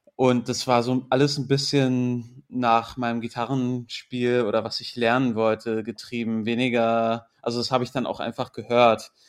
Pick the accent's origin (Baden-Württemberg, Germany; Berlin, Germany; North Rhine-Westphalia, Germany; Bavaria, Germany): Berlin, Germany; also born or lived in England; ich bin in Berlin groß geworden, bilingual aufgewachsen